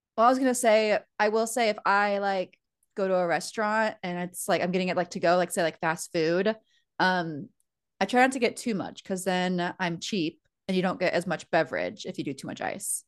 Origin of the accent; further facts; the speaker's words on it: United States; now in Fort Wayne, United States; we're American